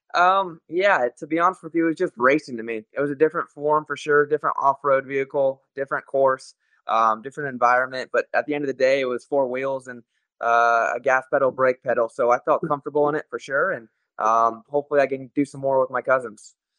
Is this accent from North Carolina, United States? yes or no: no; Las Vegas, Nevada, United States; in my hometown